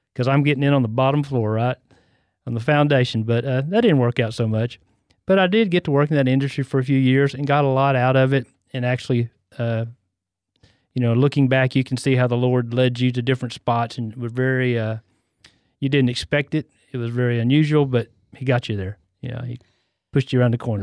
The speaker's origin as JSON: {"language": "English", "town": "West", "region": "Texas", "country": "United States", "tie": "born or raised there", "also_born_or_lived": "Temple, Texas", "said": "I was born and raised in Central Texas. I was born in Temple"}